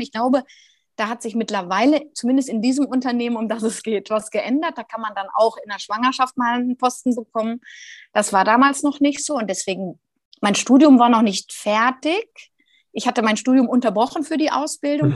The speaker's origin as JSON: {"language": "German", "region": "Rhineland", "country": "Germany", "said": "Jetzt bin ich ja auch Rheinländerin"}